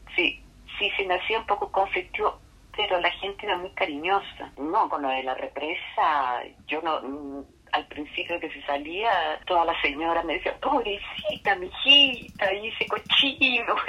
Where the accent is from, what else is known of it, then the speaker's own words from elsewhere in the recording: Chile; moved away; also born or lived in Venezuela; Uno aprende ya como chileno a hablar en voz alta